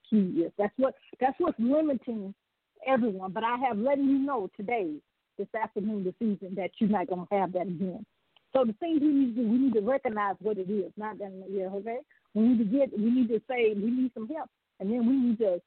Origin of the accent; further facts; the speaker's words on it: the South, United States; you can tell I'm from the South.